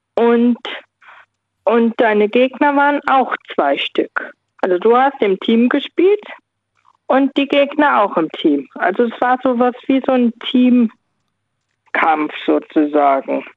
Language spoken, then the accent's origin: German; Saarland, Germany; bei uns im Saarland